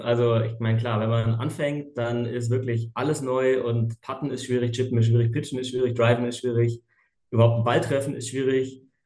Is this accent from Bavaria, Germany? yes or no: yes; Munich, Bavaria, Germany; komme aus München